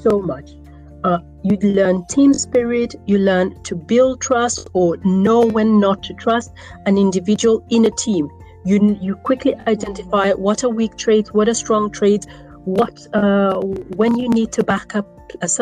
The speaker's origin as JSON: {"language": "English", "region": "Northern Region", "country": "Uganda", "first_language": "Acholi", "second_language": "English", "said": "in my African language, which is Achole, I come from Northern Uganda"}